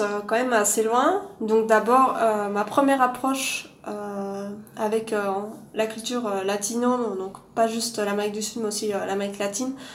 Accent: Louvain-la-Neuve, Wallonia, Belgium; also born or lived in Lima; now in Brussels, Belgium; je viens de Belgique, de Louvain-la-Neuve plus exactement, qui est une, ville euh, un peu au sud de Bruxelles.

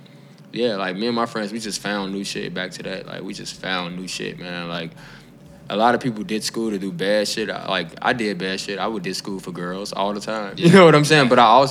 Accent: Chicago, Illinois, United States; growing up in Inglewood

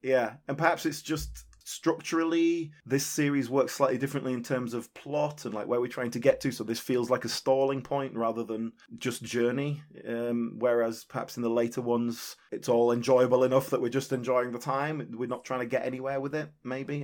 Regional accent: United Kingdom; as a British viewer

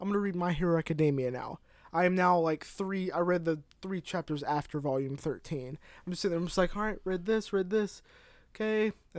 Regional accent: the South, United States; I'm from the South. All this Yankee air is getting in my head.

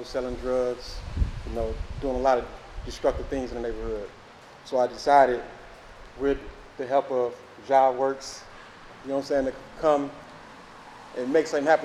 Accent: Milwaukee, Wisconsin, United States; I was raised in the Lindsay Heights area

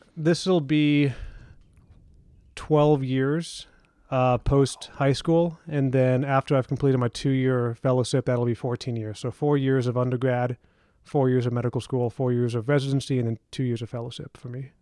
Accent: Houston, Texas, United States; also born or lived in Austin, Texas; I grew up in Texas, ended high school in Houston

